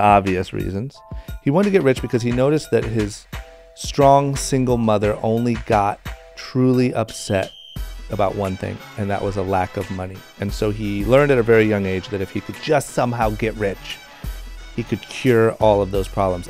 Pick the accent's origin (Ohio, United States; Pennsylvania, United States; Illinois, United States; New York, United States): Ohio, United States; Akron; David is my fellow Akron, Ohio uh, native. Grew up very, very close to where I grew up